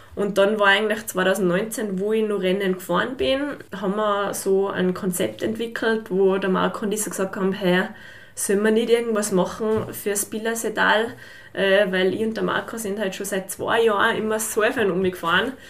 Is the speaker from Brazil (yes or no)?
no; St. Jakob in Haus, Tyrol, Austria; also born or lived in Fieberbrunn; ich komme aus St. Jakob eben, bin 27 Jahre alt und bin baldige Fieberbrunnerin. also jetzt noch waschechte Hauserin